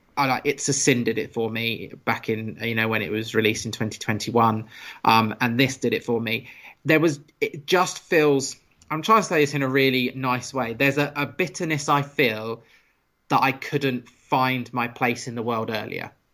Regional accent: United Kingdom; being a British person as well and growing up in the British school system

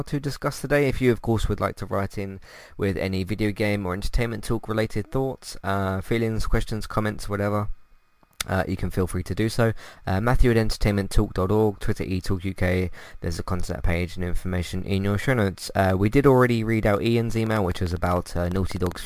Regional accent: United Kingdom; As a British person

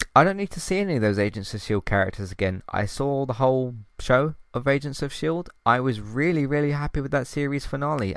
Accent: United Kingdom; can't pronounce my T's, I'm British

